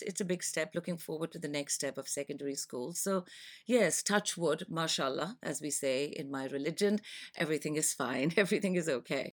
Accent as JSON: {"language": "English", "country": "Pakistan", "moved": "as an adult", "lives_now": "London, United Kingdom", "said": "I am from Pakistan. and, uh, I have been in London for the past twenty-five years."}